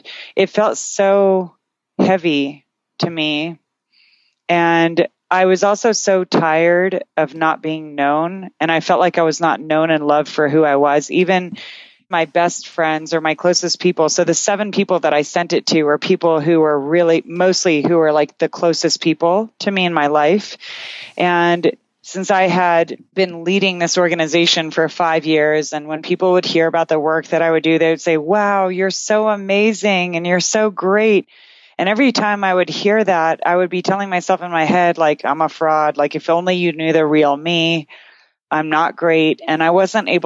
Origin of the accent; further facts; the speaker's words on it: Canada; I'm Canadian